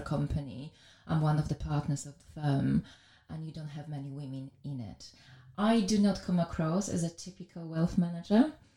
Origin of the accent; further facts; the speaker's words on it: Białystok, Podlaskie Voivodeship, Poland; English is a second language; moved away as an adult; now in London, United Kingdom; I was born in Poland in a very small town up north, which was called Białystok